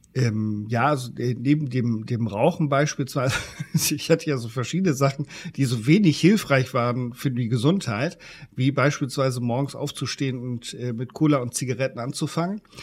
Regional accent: Germany; bei uns in Deutschland

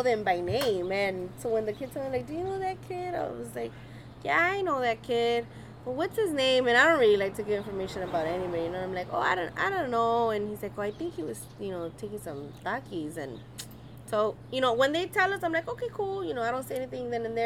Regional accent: Los Angeles, California, United States; born or raised there

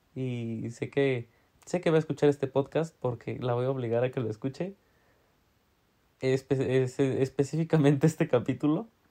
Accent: Tlaxiaco, Oaxaca, Mexico; now in Puebla, Mexico; de donde soy, de Tlagiaco

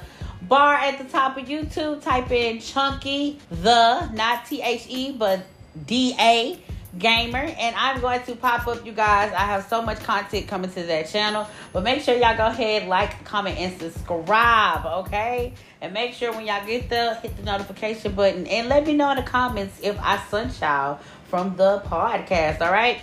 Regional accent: United States; I was raised in the North End

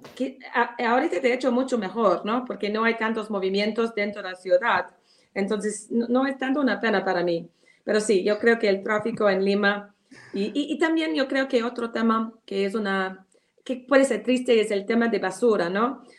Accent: United Kingdom; Spanish is a second language; moved away as an adult; now in Peru

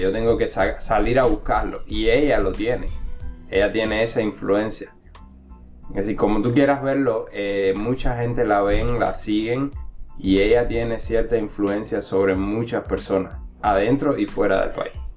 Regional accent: Cuba; now in United States; desde que salí de Cuba

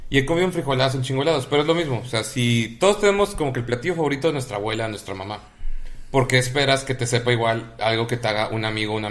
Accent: Mexico City, Mexico; Siempre te hemos dicho que eres pipope, carnal. No hay pedo. Y cuando me dicen pipope, digo que soy chilango.

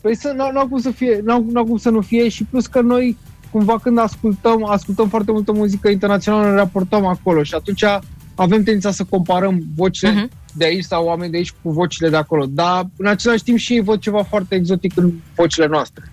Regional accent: Romania; Sunt român

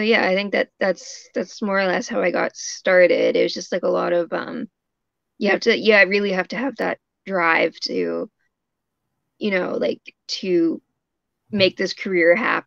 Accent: Canada; I'm a Canadian comic illustrator.

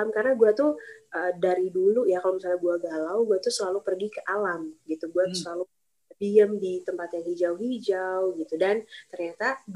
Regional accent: West Java, Indonesia; born there; gue karena lahirnya di tanah Sunda gue bener-bener pengen ya udah tradisional Sunda yang sangat sederhana

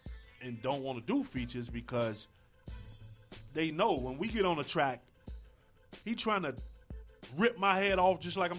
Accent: Chicago, Illinois, United States; I'm from the West Side

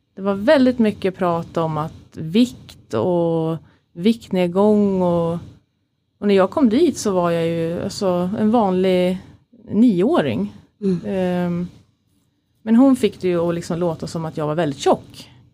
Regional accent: Katrineholm, Södermanland, Sweden; moved away; also born or lived in Stockholm; växte upp som alla andra, i en, eh, eller de flesta, liksom i en eh, kärleksfull familj med mamma, pappa, min lillebror Christian då, och en storebror som heter Peter utanför Katrineholm. Så jag är inte från Stockholm från början

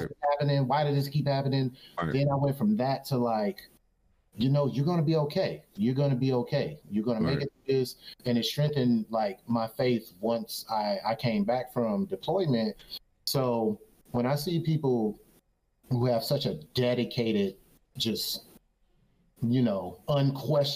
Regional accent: Detroit, Michigan, United States; I grew up on Detroit East Side.

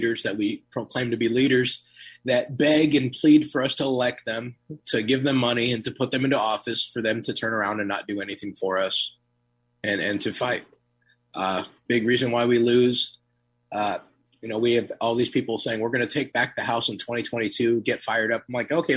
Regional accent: Turlock, California, United States; moved away as an adult; now in Miami, United States; I'm originally from Turlock, California, born and raised most of my whole life. And I currently reside in Miami, Florida.

